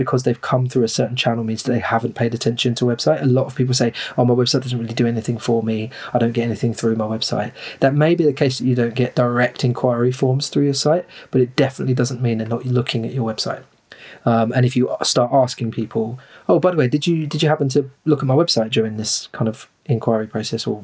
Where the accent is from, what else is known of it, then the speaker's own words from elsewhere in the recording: Rochester, South East England, United Kingdom; I'm from Rochester in Kent, which is the region is called Medway